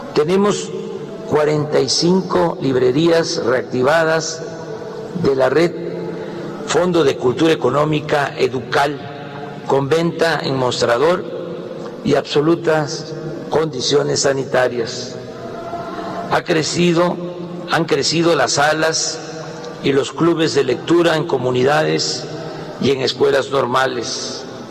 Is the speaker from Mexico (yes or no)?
yes; Mexico; Como muchos mexicanos